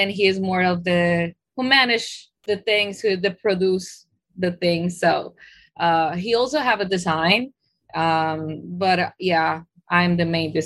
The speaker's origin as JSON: {"language": "English", "country": "Colombia", "tie": "born or raised there", "also_born_or_lived": "Queens, New York, United States", "moved": "as an adult", "lives_now": "New York, United States", "said": "I was born here in Queens, New York. But my roots are, my mom is Colombian. So when my parents get separated, I was raised in Colombia."}